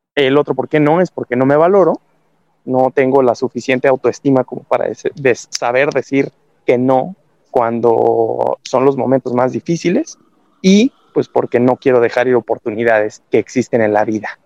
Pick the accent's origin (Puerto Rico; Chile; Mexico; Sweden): Mexico; como latino, como mexicano, como parte de, esta cultura del bomberazo